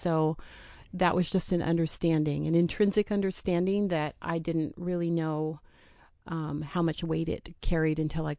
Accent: Oregon City, Oregon, United States; also born or lived in Portland; Yep. So I've been here. I grew up in the Portland area, Oregon City, graduated from Oregon City High School.

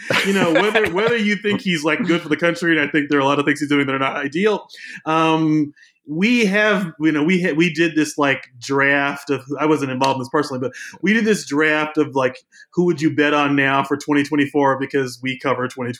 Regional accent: Louisville, Kentucky, United States; I'm from Louisville. I live in Louisville. I'm black. I'm a journalist.

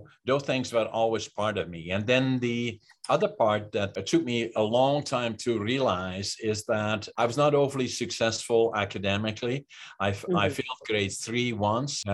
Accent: Netherlands; moved away; I was born in Holland in 1940 in Northeastern Holland, close to the German border.

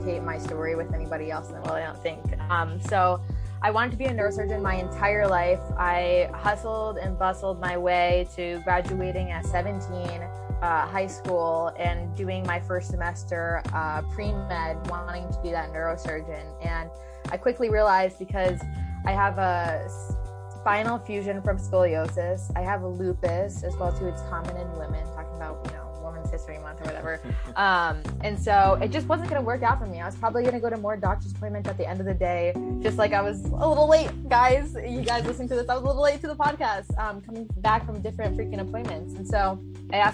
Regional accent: New York, United States; moved away as an adult; now in Florida, United States; right now I'm in Florida, but originally from New York

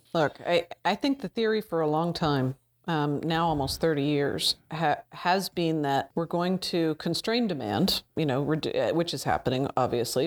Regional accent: Canada; I'm Canadian

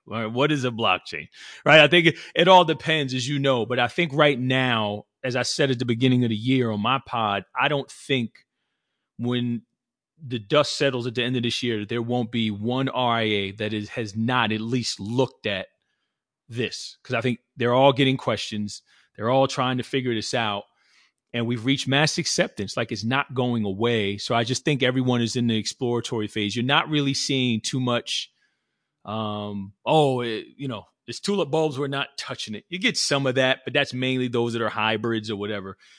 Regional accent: New Jersey, United States; born and raised in New Jersey

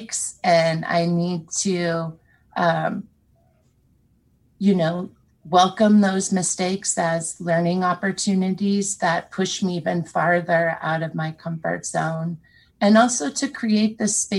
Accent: Wolf Point, Montana, United States; I am a non-Indigenous, sixth-generation Montanan. I was born in Wolf Point on the Fort Peck Reservation

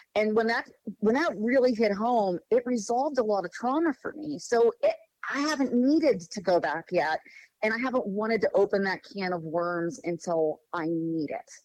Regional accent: Pittsburgh, Pennsylvania, United States; moved away as an adult; now in Morgantown, United States; I uh, grew up in Pittsburgh, Pennsylvania. Spent my whole life there until about uh, 11 years ago when my husband and I moved to Morgantown, West Virginia

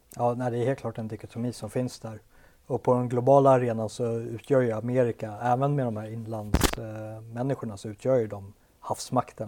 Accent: Sweden; i Sverige än när jag själv växte upp på åttiotalet

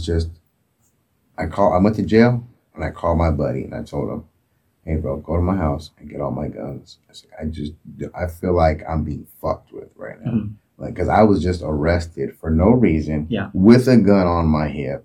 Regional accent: Oakland, California, United States; I grew up in Oakland.

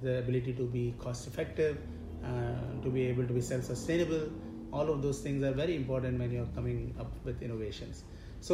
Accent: Mumbai, Maharashtra, India; I was born and brought up in Mumbai

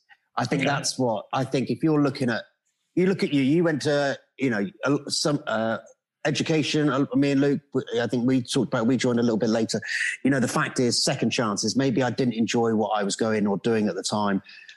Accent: Carlisle, North West England, United Kingdom; born there; I was born in Carlisle or whatever it was, but I was made in the Navy.

